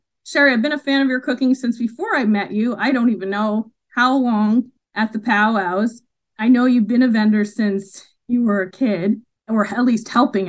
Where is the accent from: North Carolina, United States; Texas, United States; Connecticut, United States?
Connecticut, United States; Mohegan Nation; I'm from the Mohegan Nation.